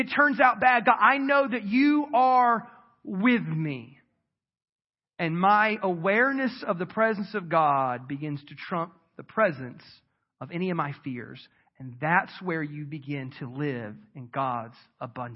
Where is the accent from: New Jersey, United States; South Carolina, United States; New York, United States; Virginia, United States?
South Carolina, United States; moved away; I grew up in South Carolina and my mom still lives in the house I was raised